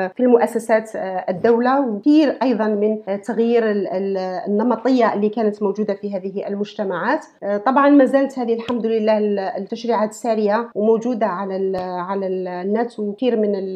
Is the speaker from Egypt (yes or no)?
no; Algeria; moved away as an adult; لو قعدت في الجزائر